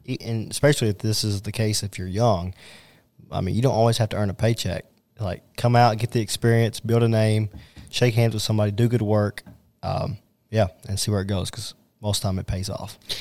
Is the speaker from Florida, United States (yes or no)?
no; Owensboro, Kentucky, United States; my hometown of Owensboro